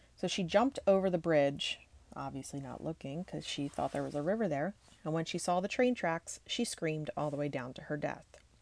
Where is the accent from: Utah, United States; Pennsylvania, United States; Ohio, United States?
Pennsylvania, United States; I am from Pennsylvania